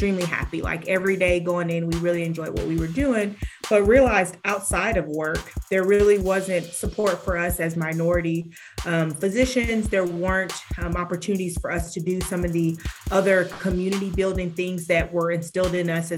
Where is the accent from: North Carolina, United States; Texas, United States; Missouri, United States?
Texas, United States; Houston; moved away; growing up in Houston for a bit